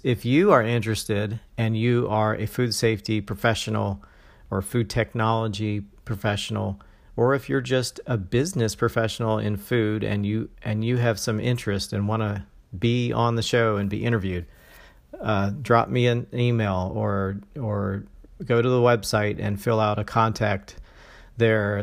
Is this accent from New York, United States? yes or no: no; Valdosta, Georgia, United States; also born or lived in Ohio; now in Jacksonville, United States; I was raised in a small town in Georgia called Valdosta.